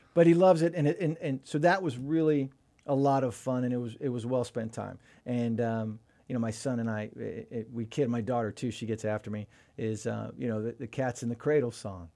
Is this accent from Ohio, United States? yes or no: no; Sefton, Florida, United States; also born or lived in Jacksonville, Florida / Tampa, Florida; I grew up in Sefton. We moved to Sefton when I was about maybe a year and a half, and I've, and then we moved into Tampa in eighth grade